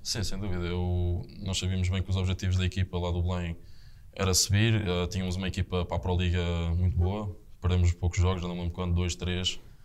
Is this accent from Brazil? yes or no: no; Estoril, Lisbon, Portugal; moved away as an adult; sou ali do Estoril, da, da parede